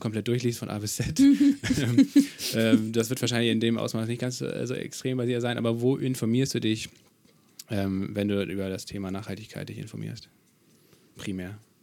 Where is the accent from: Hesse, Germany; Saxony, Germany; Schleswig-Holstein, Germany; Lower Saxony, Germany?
Schleswig-Holstein, Germany; Kiel; Ich komme ja aus Kiel